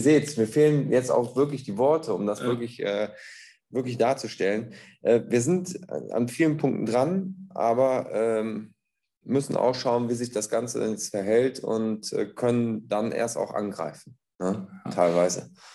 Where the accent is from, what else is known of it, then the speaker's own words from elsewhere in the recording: Bad Neuenahr-Ahrweiler, Rhineland-Palatinate, Germany; ich komme aus Bad Neuenahr-Ahrweiler